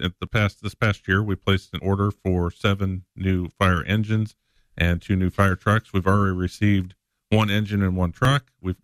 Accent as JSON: {"language": "English", "town": "Springfield", "region": "Illinois", "country": "United States", "tie": "born or raised there", "said": "Born and raised in the Springfield area. I actually was born, my parents lived in Northgate."}